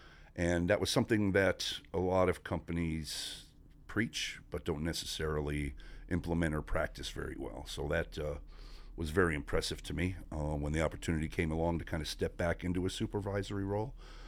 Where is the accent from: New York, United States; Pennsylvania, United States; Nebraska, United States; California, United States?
Pennsylvania, United States; Scranton; I was born in Pocono region of northeast Pennsylvania, Scranton, where the TV show The Office is from, one of my favorite shows. You know, grew up in a small coal mining town